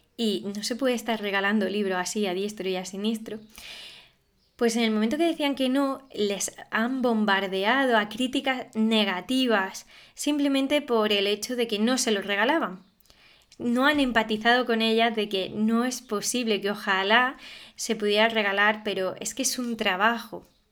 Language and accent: Spanish; Alpujarra, Andalusia, Spain; la Alpujarra, que es de donde soy yo